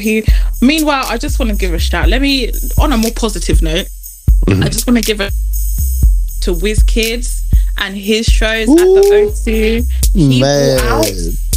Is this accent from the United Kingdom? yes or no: yes; United Kingdom; we as British people